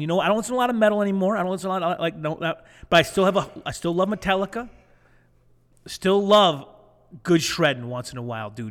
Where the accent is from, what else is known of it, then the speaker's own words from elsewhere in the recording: Flint, Michigan, United States; we're not from California. We're not California surfers. We're Flint.